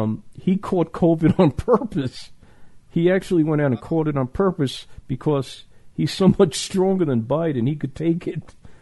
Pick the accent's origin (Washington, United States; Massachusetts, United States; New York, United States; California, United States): New York, United States; I'm from New York.